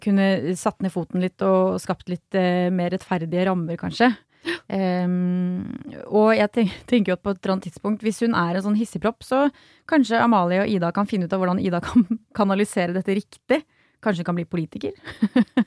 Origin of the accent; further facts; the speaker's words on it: Sørlandet, Agder, Norway; jeg er fra Sørlandet